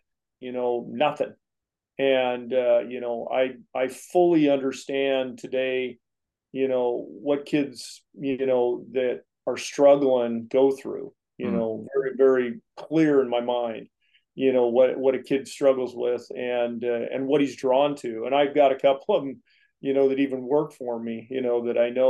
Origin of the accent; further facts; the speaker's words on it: Springfield, Oregon, United States; born here in Springfield, Oregon. I'm a native guy. You know, I grew up in agriculture